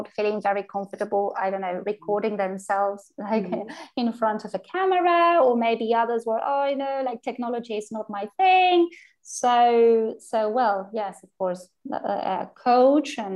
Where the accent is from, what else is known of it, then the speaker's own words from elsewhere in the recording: Argentina; we are from Argentina.